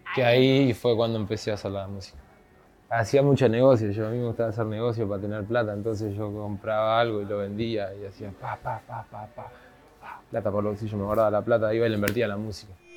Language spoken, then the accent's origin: Spanish; Ciudad de la Costa, Canelones, Uruguay; Yo crecí en Monte de Solimar, en la casa de mi padre y mi madre.